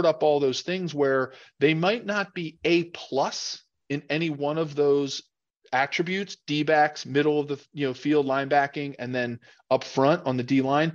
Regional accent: Philadelphia, Pennsylvania, United States; I was a Philly NFC kid growing up in Philadelphia with my Eagles

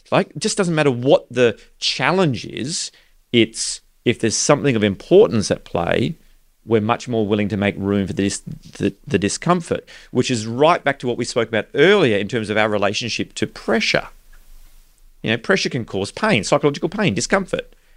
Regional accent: Australia; growing up in Australia

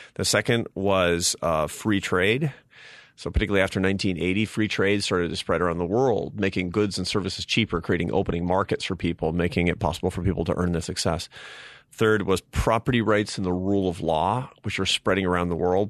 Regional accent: Seattle, Washington, United States; I grew up in Seattle, Washington, to a, a family of artists and academics

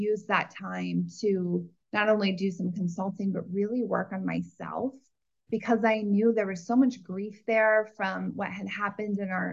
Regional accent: Iowa, United States; I grew up in a farm in Iowa

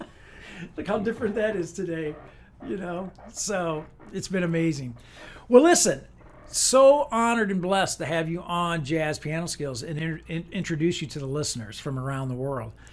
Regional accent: Rock Island, Illinois, United States; I grew up in Rock Island, Illinois

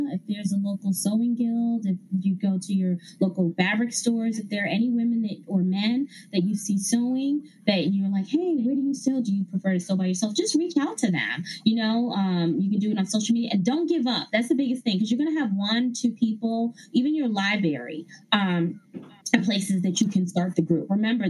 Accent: New York, United States; So other cities, I'm from New York. So I got to do New York, trying to work that out again.

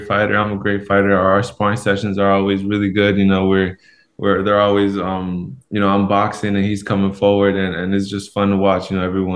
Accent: Los Angeles, California, United States; moved away as an adult; now in Seattle, United States; I grew up in Los Angeles, California, and now I've moved to Seattle, Washington.

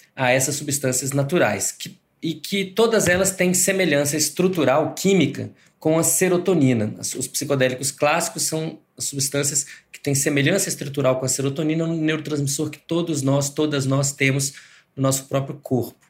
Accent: Brazil; eu sou eu sou brasileiro

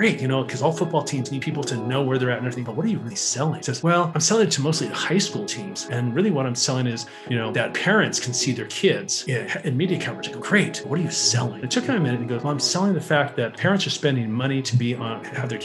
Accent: Los Angeles, California, United States; born and bred in Los Angeles, California

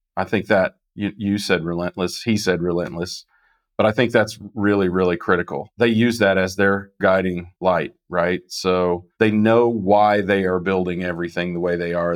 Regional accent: Kansas, United States; I'm from Kansas

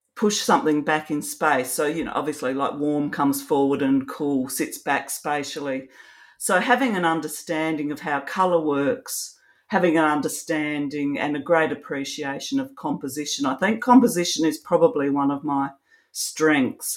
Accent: Australia; also born or lived in Adelaide, South Australia; I'm an Australian photographer. I live in Adelaide in South Australia.

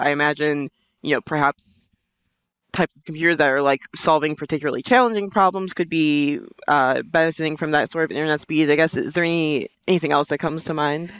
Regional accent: New York, United States; I'm from Brooklyn

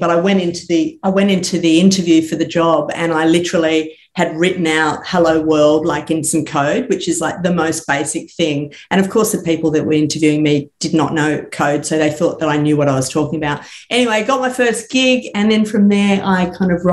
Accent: Sydney, New South Wales, Australia; I grew up in Sydney, eastern suburbs

